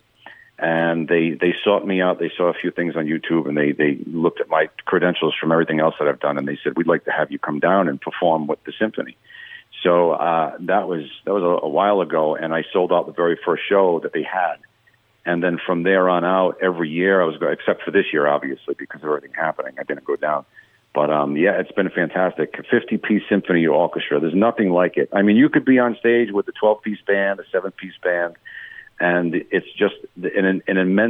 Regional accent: East Coast, United States; accent: East Coast; I'm from the East Coast too. So I have some of that dialect that he had.

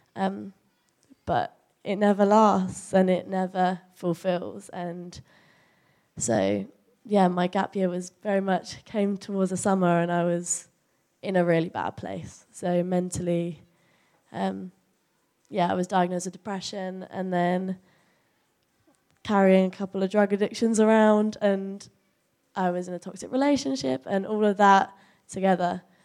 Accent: Chelmsford, East of England, United Kingdom; moved away as an adult; also born or lived in Nottingham; growing up in Chelmsford, Yeah, I went to school here

